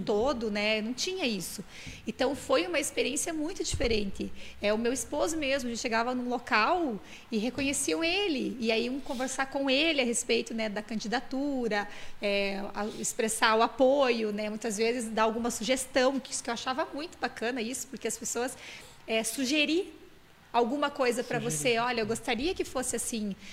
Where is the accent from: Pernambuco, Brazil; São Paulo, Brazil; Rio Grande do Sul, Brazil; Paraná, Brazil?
Rio Grande do Sul, Brazil; moved away; Eu nasci no Rio Grande do Sul, numa cidade no interior que tem 5 mil habitantes.